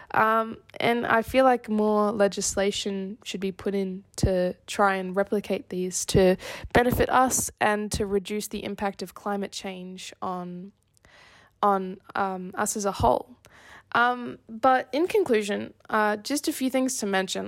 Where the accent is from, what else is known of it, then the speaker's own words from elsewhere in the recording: Australia; I'm an Australian